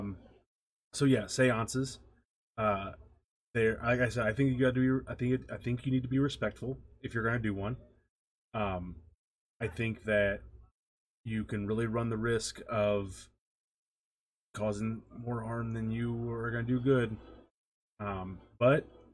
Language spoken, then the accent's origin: English; St. Louis, Missouri, United States; I'm from St. Louis.